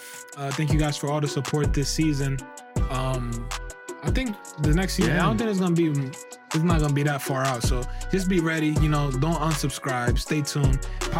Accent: Maryland, United States; They're like, where you from? I'm from Maryland.

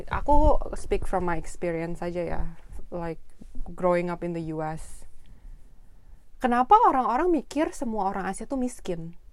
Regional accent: Indonesia; Kayak kita sama-sama orang Indonesia aja ya.

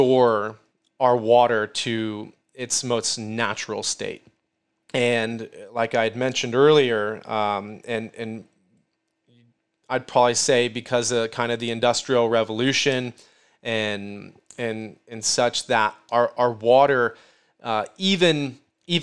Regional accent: Midwest, United States; I'm from the Midwest

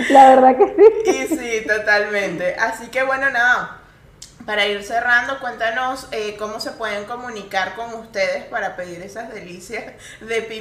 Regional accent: Venezuela; No, no. Yo soy venezolana.

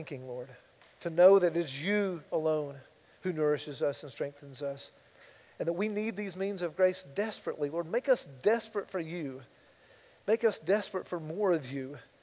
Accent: United States; I'm an American

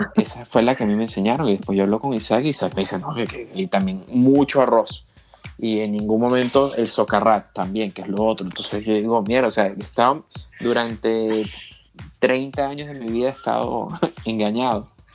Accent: Venezuela; moved away; Venezuela, que es de donde soy yo

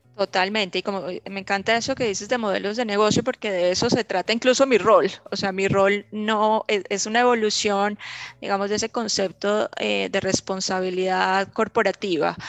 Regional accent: Colombia; siendo colombiana

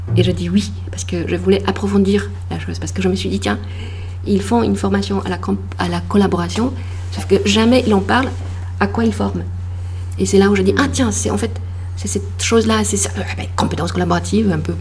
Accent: Poland; French is a second language; moved away as an adult; now in France; je suis née en Pologne

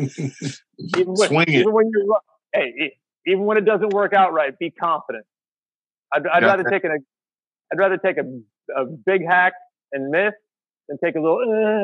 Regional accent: United States; We're American

